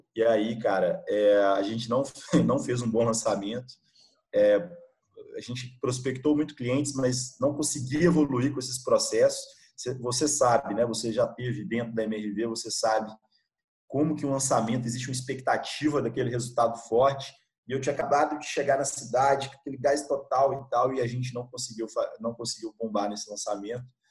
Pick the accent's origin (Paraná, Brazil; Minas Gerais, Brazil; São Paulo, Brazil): Minas Gerais, Brazil; Gouveia; moved away as an adult; also born or lived in Bahia; lá do, do interior de, sou lá do interior de Minas, uma cidade bem pequena, cara, ah, chamada Gouveia